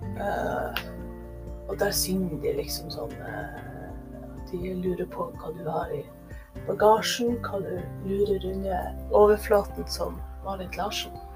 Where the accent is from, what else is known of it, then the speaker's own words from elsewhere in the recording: Northern Norway, Norway; nå er jo jeg nordlending